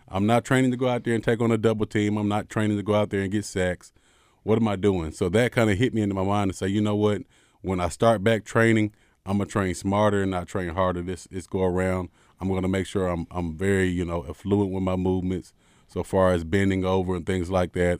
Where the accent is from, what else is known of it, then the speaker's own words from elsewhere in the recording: Arkansas, United States; I'm from Arkansas.